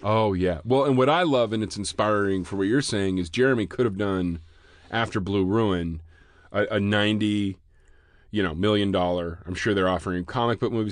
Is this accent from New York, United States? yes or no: no; Vancouver, Washington, United States; moved away; I grew up in Vancouver, Washington